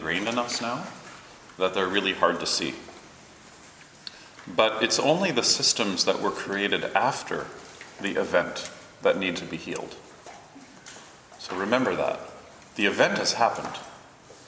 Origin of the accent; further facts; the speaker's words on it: Toronto, Ontario, Canada; I grew up in Toronto and grew up cycling and not in a car